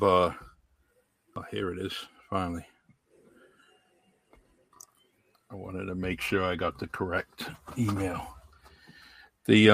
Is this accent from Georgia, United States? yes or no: no; Massachusetts, United States; The one of the big companies in our in my hometown is Titleist. You know, Titleist is here